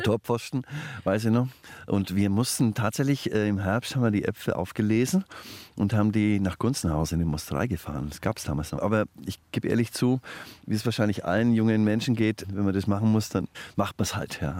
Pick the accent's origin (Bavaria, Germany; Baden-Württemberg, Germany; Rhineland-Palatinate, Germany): Bavaria, Germany; Franconia; ich bin Franke und das ist ein fränkisches Kulturgut